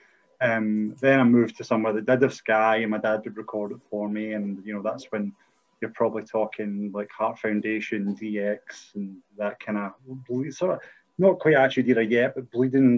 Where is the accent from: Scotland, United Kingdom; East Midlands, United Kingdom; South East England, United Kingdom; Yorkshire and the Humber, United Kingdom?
Scotland, United Kingdom; Arrochar; I'm from Arica, which is a small village at the head of Loch Long.